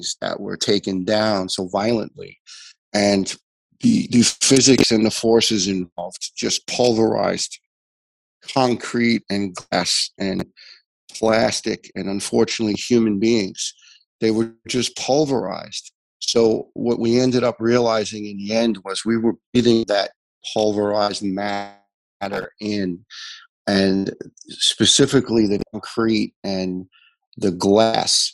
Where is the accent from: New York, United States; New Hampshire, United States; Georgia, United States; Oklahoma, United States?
New York, United States; New York City; John and I grew up together in Staten Island